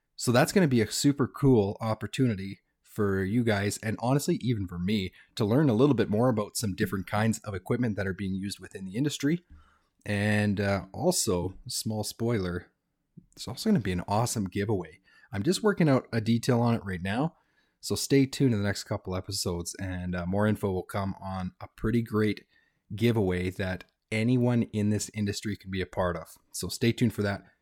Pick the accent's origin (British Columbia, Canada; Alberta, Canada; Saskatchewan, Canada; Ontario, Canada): British Columbia, Canada; Fort St. John; moved away as an adult; also born or lived in Vancouver; So Fort Saint John's, small town, it's about twenty, twenty-five thousand people. Uh, I was born in Vancouver, but that's where I grew up.